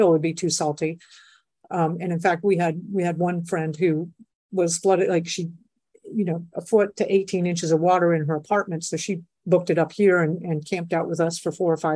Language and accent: English; South Florida, United States; also born or lived in Colorado / Texas; now in Puerto Rico; I grew up in South Florida, so I'm like really comfortable with hurricanes